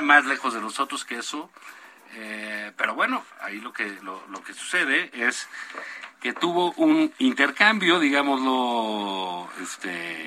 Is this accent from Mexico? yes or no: yes; Mexico